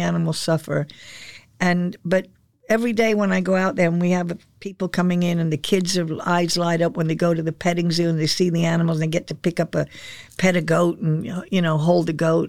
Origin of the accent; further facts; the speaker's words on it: England, United Kingdom; now in Sarasota, United States; I was born in England. And I remember the GIs as I was a kid growing up, they were still in England